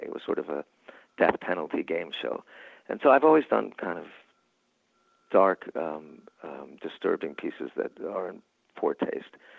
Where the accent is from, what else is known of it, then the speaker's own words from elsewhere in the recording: New York, United States; I'm from New York.